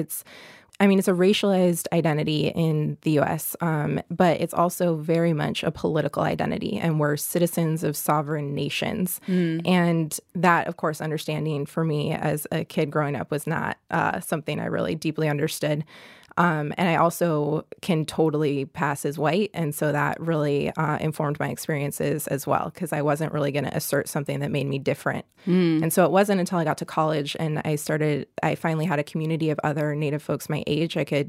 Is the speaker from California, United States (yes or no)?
yes; San Diego, California, United States; moved away; I grew up in Southern California, in suburban San Diego